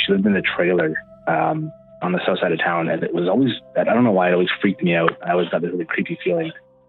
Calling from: Manitoba, Canada; Well, it should sound familiar. … from Manitoba.

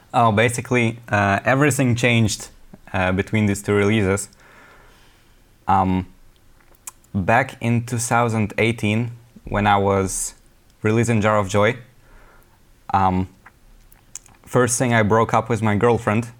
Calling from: Wrocław, Lower Silesian Voivodeship, Poland; I'm calling from Wrocław, Poland

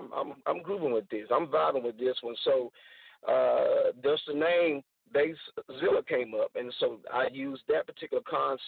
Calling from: Angleton, Texas, United States; I'm calling from Angleton, Texas, tonight

